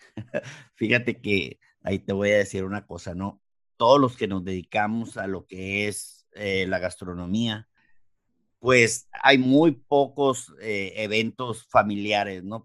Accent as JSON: {"language": "Spanish", "town": "Mexicali", "region": "Baja California", "country": "Mexico", "said": "soy de acá, raza de Mexicali, Baja California"}